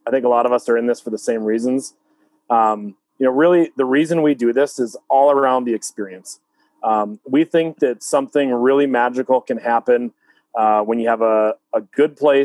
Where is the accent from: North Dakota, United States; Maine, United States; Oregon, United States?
North Dakota, United States; Fargo; We're all from the Fargo-Moorhead area.